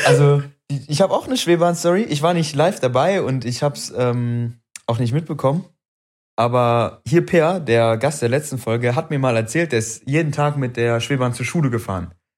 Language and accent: German; Wuppertal, North Rhine-Westphalia, Germany; also born or lived in Frankfurt, Hesse; ich bin Wuppertaler, aber ich bin nach Wuppertal gezogen im jungen Alter. Und, ähm, dann, also ich war im Grundschulalter und dann hieß es irgendwann, ja, wir ziehen um. Also ich komme aus Frankfurt